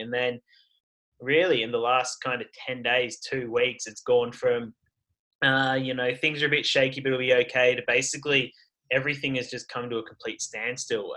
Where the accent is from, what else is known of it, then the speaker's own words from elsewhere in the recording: Sydney, New South Wales, Australia; moved away as an adult; also born or lived in Canada; I'm from Sydney in Australia.